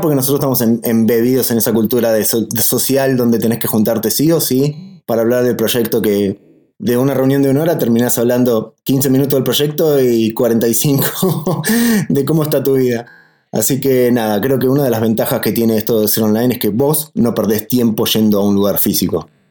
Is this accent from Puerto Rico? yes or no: no; Argentina; nosotros somos de Argentina